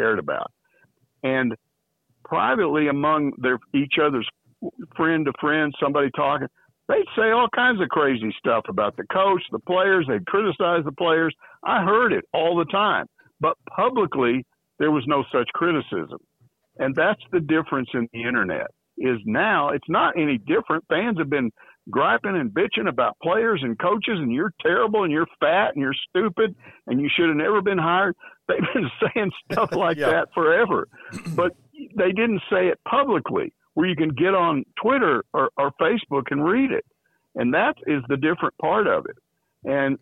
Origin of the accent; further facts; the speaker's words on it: Texas, United States; moved away; I grew up in Texas